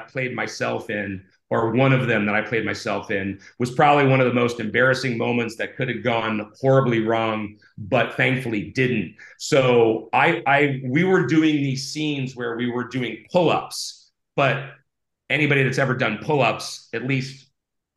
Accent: Ohio, United States; now in California, United States; I grew up in Ohio and I was a pool swimmer.

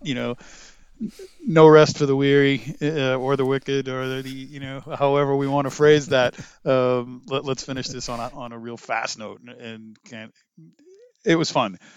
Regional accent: Lowell, Massachusetts, United States; moved away; also born or lived in Connecticut; my hometown of Ma, in Lowell, Massachusetts

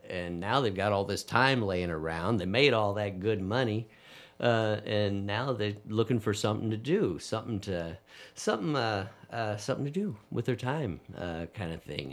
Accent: Dayton, Ohio, United States; I was raised in raised in Dayton

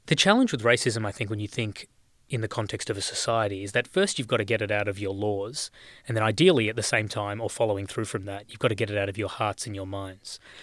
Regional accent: Australia; growing up in this country

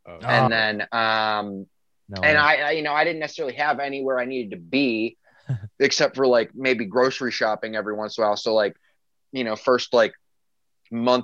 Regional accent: suburban Chicago, Illinois, United States; I grew up in a suburb that's like not too far out of the city.

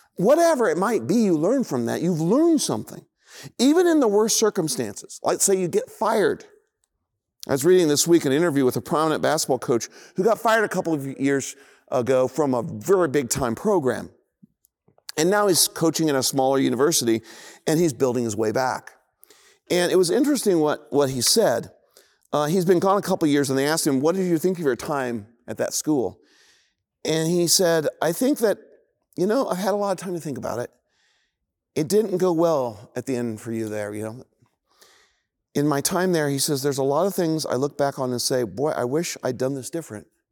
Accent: Indianapolis, Indiana, United States; I grew up in Indianapolis in, uh, this kinda idyllic, incredible neighborhood

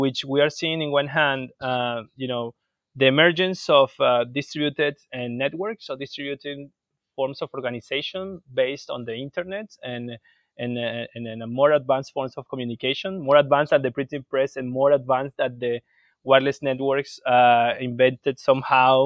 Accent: Venezuela; I am from Venezuela

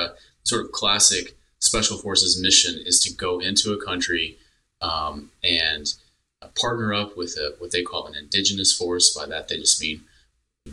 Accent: Texas, United States; now in North Carolina, United States; I grew up in Texas

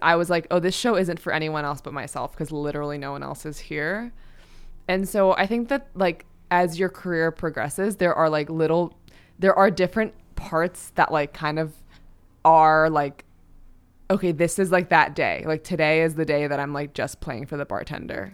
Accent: New York, United States; as a New Yorker

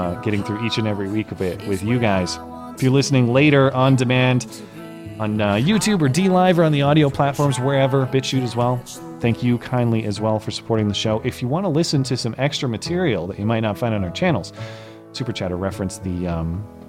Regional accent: United States; I'm an American

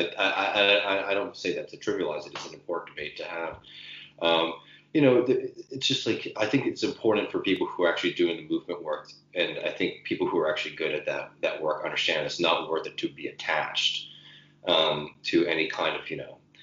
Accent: Austin, Texas, United States; my hometown, Austin, Texas

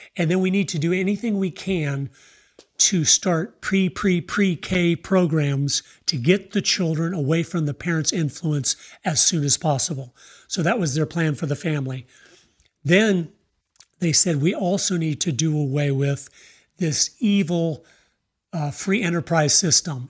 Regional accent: Tampa, Florida, United States; moved away; also born or lived in Idaho; I was born in Tampa, Florida

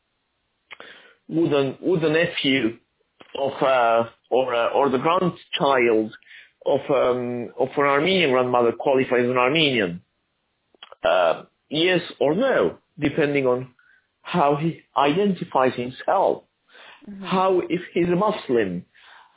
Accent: Argentina; also born or lived in Aleppo, Syria / United States; now in Italy; I was born in Aleppo, Syria, but I was raised in Argentina and I become an Argentine citizen. Then I became an American citizen and I'm now living in Italy.

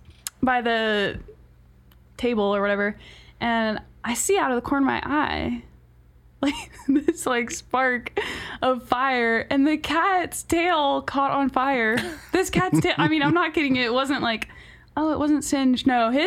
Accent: West Virginia, United States; also born or lived in Hemet, California; so we came over here when I was like six. And yeah, I just grew up the rest of my life in West Virginia.

